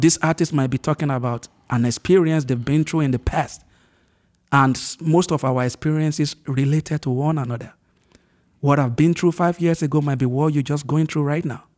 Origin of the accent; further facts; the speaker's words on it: Ondo, Nigeria; moved away as an adult; also born or lived in Lagos, Nigeria; now in United States; move from my hometown, uh, which is Ondo State